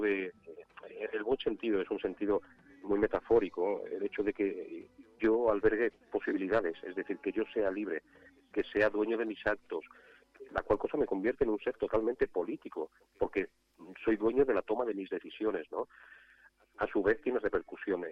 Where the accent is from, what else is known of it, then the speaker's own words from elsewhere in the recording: Catalonia, Spain; yo soy catalán